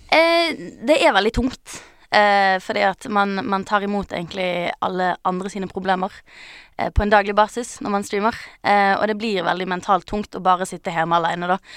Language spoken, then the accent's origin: Norwegian; Bergen, Vestland, Norway; Det er greit jeg er fra Bergen, ja.